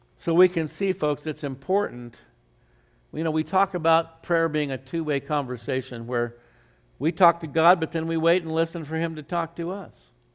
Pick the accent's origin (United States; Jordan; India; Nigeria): United States; Phoenix, Arizona; when I grew up in Phoenix in the old days